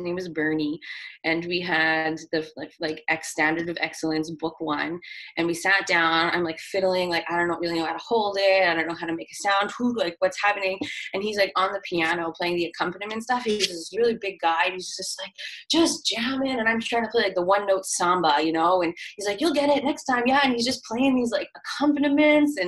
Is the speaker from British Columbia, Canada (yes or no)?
no; Winnipeg, Manitoba, Canada; also born or lived in Brandon, Manitoba / Wawanesa, Manitoba; I'm from Winnipeg and I've lived in Winnipeg my whole life.